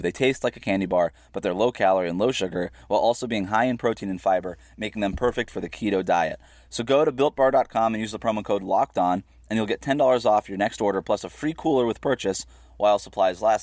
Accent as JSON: {"language": "English", "region": "Florida", "country": "United States", "tie": "born or raised there", "said": "I was born and raised in Florida"}